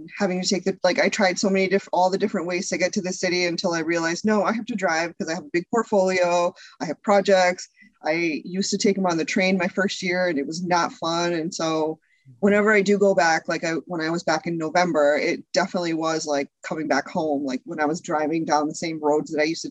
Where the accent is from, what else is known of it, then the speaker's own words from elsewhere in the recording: Connecticut, United States; also born or lived in Chicago area; now in Chicago, United States; I grew up in Connecticut.